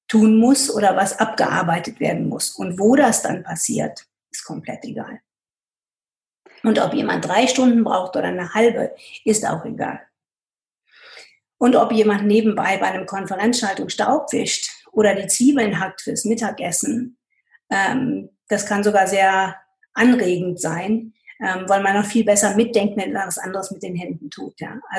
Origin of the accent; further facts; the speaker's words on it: United States; German is a second language; moved away as an adult; now in Germany; Und ich komme aus, dem, aus, aus den USA wo es eine Autorisierung von Interviews überhaupt nicht gibt. Man muss zu dem, was man gesagt hat, stehen. Und als ich nach Deutschland gekommen bin